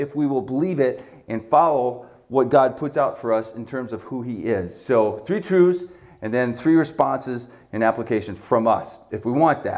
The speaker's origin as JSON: {"language": "English", "country": "Canada", "tie": "born or raised there", "moved": "yes", "lives_now": "Buffalo, United States", "said": "I was born in Canada"}